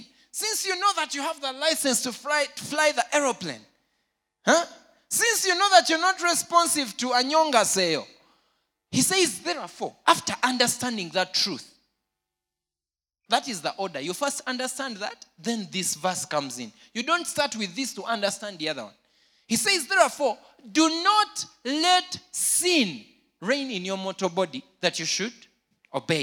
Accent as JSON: {"language": "English", "town": "Jinja", "region": "Eastern Region", "country": "Uganda", "tie": "born or raised there", "said": "I grew up in Jinja."}